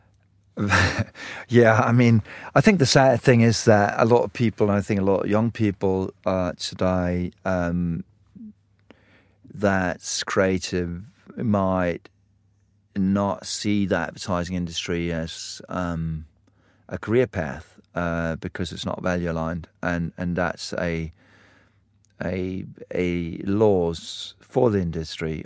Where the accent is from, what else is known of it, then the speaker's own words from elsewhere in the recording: Denmark; I grew up in Denmark